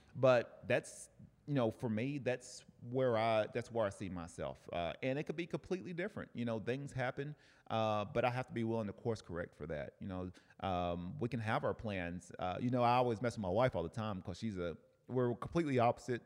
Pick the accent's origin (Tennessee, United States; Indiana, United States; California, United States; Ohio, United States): Tennessee, United States; Cleveland; now in Oceanside, United States; Cleveland, Tennessee, my hometown